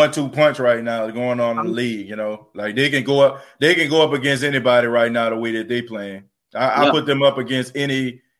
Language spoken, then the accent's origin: English; New Orleans, Louisiana, United States; moved away as an adult; also born or lived in Dallas; now in Myrtle Beach, United States; growing up in New Orleans. I grew up around a whole bunch of African Americans.